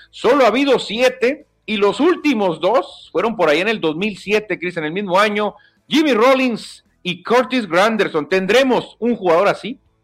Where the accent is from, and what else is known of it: Mexico